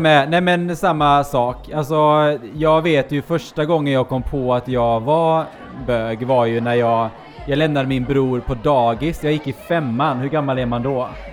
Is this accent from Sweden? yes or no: yes; Gothenburg, Västra Götaland, Sweden; also born or lived in Norway; now in Gothenburg, Sweden; jag är då från eh, Norge i grund och botten. Flyttade hit när jag var nio